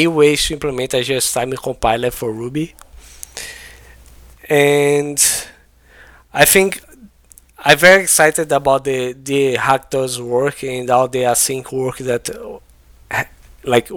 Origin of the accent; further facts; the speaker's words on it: Brazil; English is a second language; I'm not an English first language like person, right? I'm from Brazil